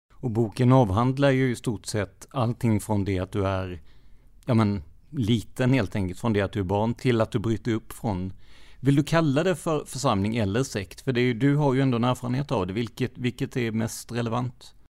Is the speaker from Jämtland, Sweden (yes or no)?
no; Rödeby, Blekinge, Sweden; Jag är uppväxt i Rödeby